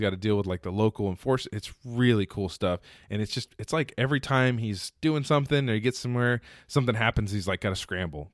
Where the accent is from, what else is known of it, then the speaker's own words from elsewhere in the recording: Texas, United States; I'm from Texas